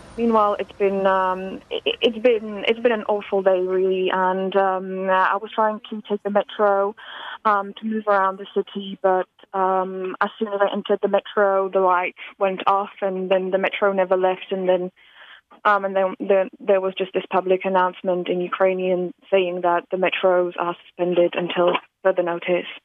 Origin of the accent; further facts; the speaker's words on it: Slovakia; moved away; I'm originally from Slovakia